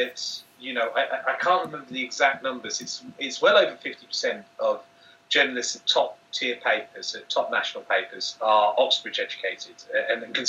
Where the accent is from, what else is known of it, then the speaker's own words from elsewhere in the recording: Manchester, North West England, United Kingdom; I come from Manchester